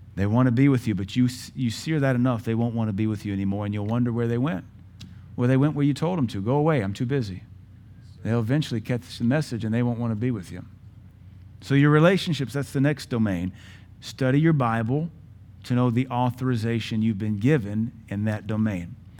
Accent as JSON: {"language": "English", "country": "United States", "said": "I'm a U S citizen"}